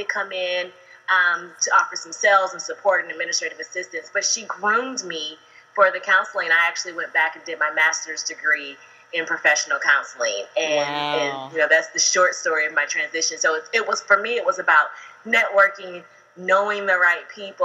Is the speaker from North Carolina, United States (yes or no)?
no; Ohio, United States; now in Atlanta, United States; I'm actually originally from Ohio, but I've lived in Atlanta for about 17 years